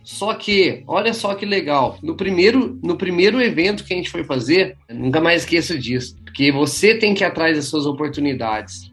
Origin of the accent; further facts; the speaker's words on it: Pouso Alegre, Minas Gerais, Brazil; Sou nascido em Pouso Alegre, minha família é de Pouso Alegre também.